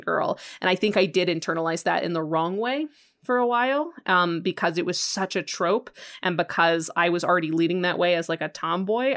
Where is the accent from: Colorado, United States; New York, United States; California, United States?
Colorado, United States; Western; I grew up in Western Colorado. Like I'm right next to Utah